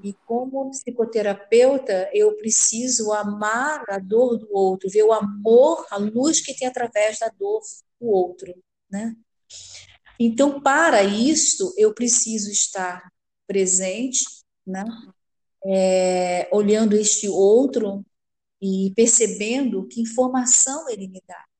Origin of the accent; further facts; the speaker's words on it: Rio de Janeiro, Brazil; eu sou carioca do Rio de Janeiro